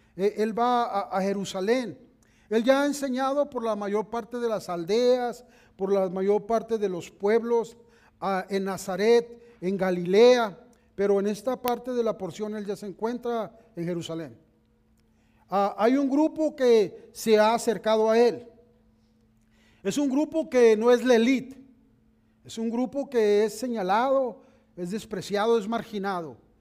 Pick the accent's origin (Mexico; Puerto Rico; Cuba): Mexico; Mexicali, Baja California; moved away as an adult; cuando íbamos de visita a, la, mi tierra, a Mexicali, allá cuando íbamos de visita a la casa de mis papás